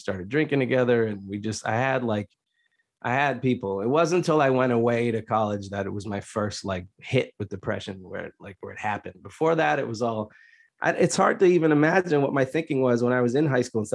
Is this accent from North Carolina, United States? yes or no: no; suburbs north of Boston, Massachusetts, United States; I grew up in a pretty cushy suburb section north of Boston